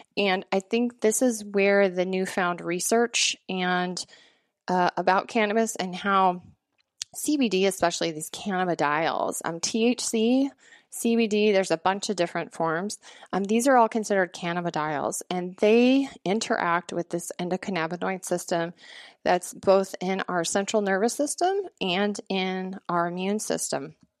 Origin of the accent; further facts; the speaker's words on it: Montana, United States; moved away as an adult; also born or lived in Washington; my home state of Montana